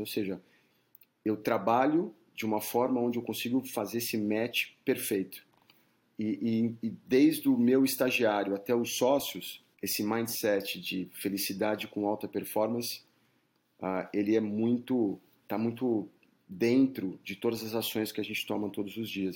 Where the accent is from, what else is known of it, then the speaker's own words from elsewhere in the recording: São Paulo, Brazil; moved away as an adult; also born or lived in South Florida, United States; now in United States; eu sou de São Paulo, é, nasci na capital